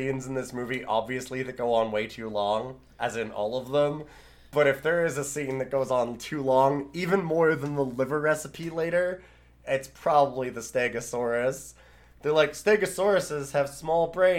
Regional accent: Canada; I'm from Canada.

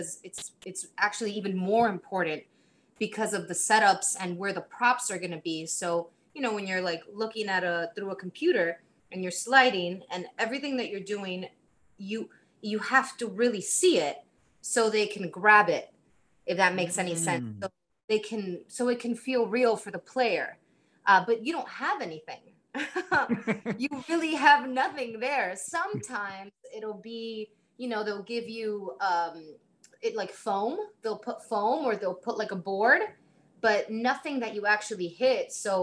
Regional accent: Miami, Florida, United States; moved away; I'm originally from Miami

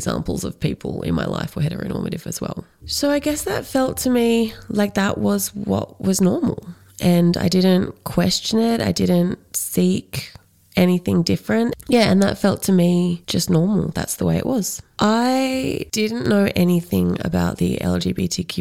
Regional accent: Canberra, Australian Capital Territory, Australia; moved away as an adult; also born or lived in Sydney, Australia; now in Central Victoria, Australia; I grew up in middle-class, white, suburban Canberra

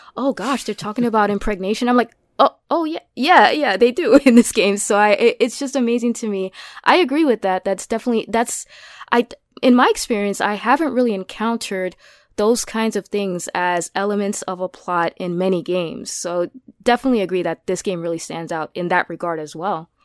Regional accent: New York, United States; being a New Yorker

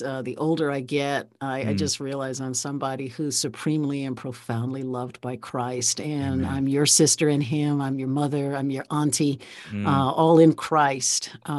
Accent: Baltimore, Maryland, United States; I grew up in Baltimore, and I grew up in a church where we were churched. We went to a church in Walbrook Junction in Baltimore, and I was the church organist.

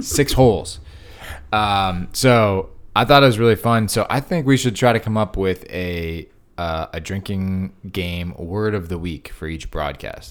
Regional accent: Connecticut, United States; where I grew up in Connecticut

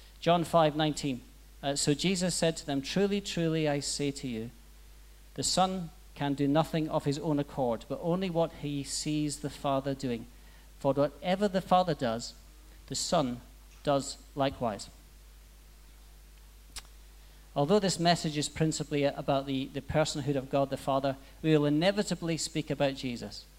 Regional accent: Aberdeen, Scotland, United Kingdom; moved away; I'm from Aberdeen, Scotland, so we talk about four times the speed. It's an interesting dialect.

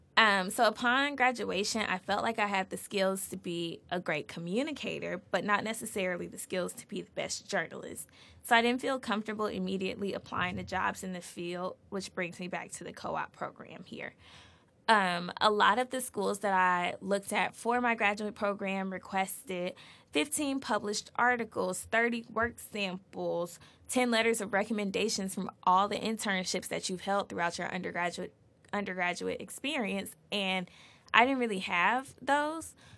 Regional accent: Atlanta, Georgia, United States; moved away as an adult; now in Boston, United States; I was born and raised in Atlanta, Georgia

